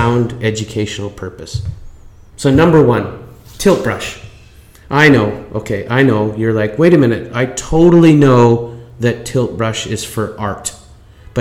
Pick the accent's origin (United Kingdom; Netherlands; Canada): Canada; I'm Canadian